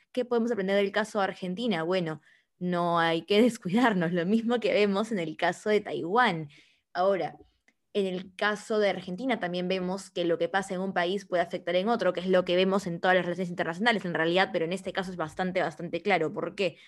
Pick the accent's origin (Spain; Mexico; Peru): Peru; nosotros como peruanos